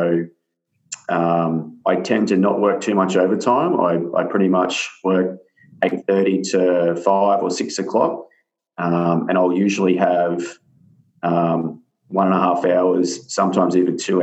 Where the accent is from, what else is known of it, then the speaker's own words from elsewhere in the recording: New South Wales, Australia; now in Sunshine Coast, Australia; I didn't grow up here. I grew up down in New South Wales in the country